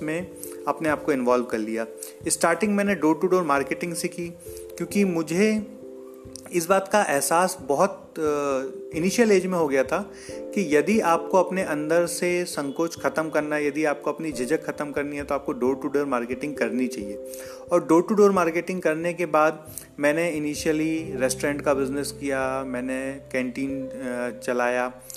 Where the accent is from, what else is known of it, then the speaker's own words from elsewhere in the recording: Jabalpur, Madhya Pradesh, India; मैं एक छोट छोटे शहर जबलपुर का रहने वाला हूँ और जबलपुर मध्य प्रदेश में है